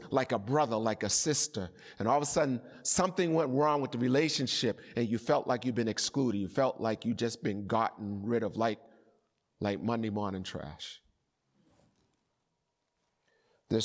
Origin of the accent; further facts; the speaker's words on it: Boston, Massachusetts, United States; And I remember as a child growing up in Boston, and some of you are old enough to remember this, street hockey became a great sport.